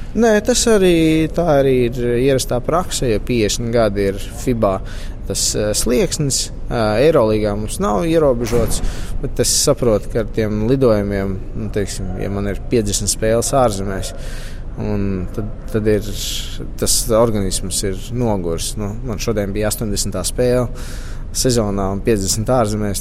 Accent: Latvia; Latvijas fināls, no kurienes es esmu nācis

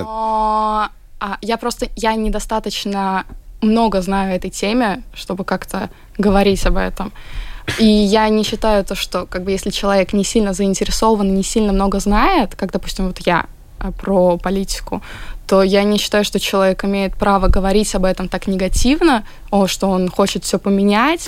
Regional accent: Latvia; я как бы родилась здесь, всю жизнь поглощаю эту культуру

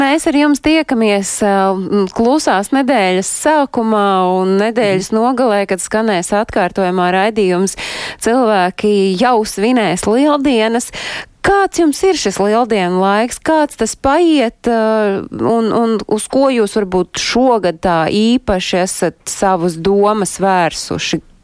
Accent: Latvia; mēs paši latvieši

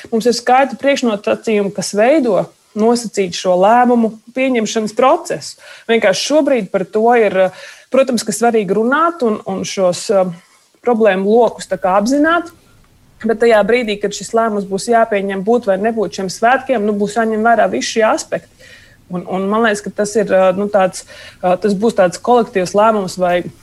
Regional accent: Valmiera, Vidzeme, Latvia; Es pat esmu no Valmieras

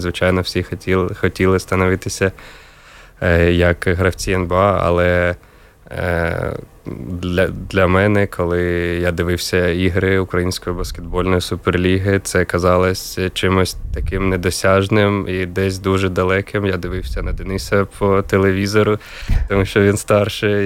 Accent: Kharkiv, Kharkiv Oblast, Ukraine; now in Riga, Latvia; я з Харкова, родина вся була в Харкові

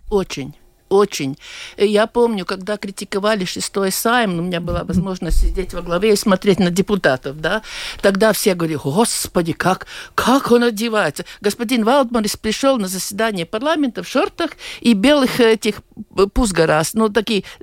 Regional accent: Latvia; born there; от того, что я родился в Латвии, я не стану любить эту страну

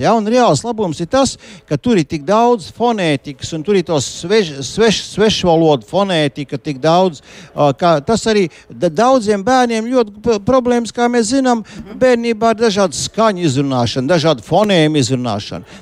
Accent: Liepāja, Kurzeme, Latvia; pats būdams kurzemnieks, kā, kā dzimis un izaugs liepainieks

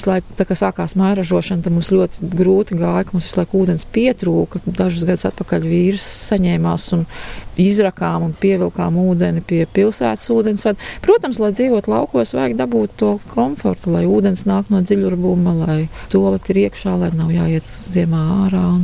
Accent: Riga, Latvia; pati es esmu 100% uzaugusi Rīgā uz akmeņiem, bet es uzaugu pie Agenskalna tirgus.

